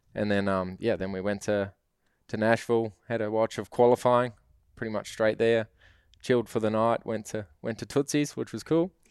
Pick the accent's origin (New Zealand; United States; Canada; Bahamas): New Zealand